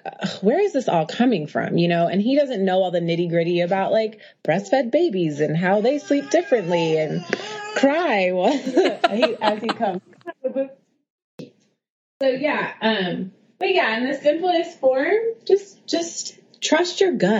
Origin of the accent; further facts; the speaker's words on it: Oakland, California, United States; also born or lived in Harlem, New York; now in New York, United States; I'm a girl from Oakland who lives in Harlem